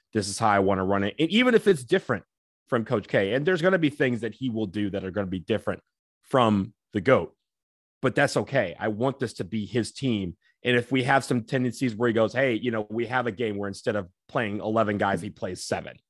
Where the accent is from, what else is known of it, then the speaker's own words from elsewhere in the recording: Michigan, United States; I'm from Michigan